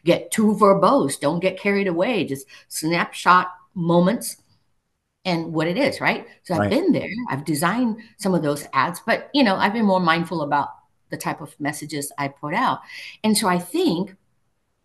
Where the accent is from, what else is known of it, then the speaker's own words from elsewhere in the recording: Singapore; moved away; I grew up in Singapore, right? Multiracial, multicultural